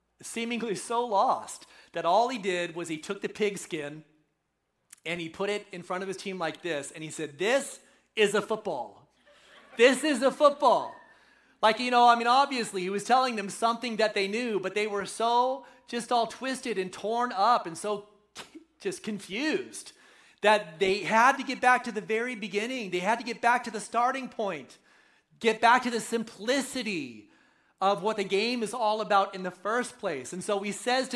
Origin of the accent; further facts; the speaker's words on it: right outside of Oakland, California, United States; moved away; I'm a local boy, right? So I grew up right outside of Oakland, so I'm coming home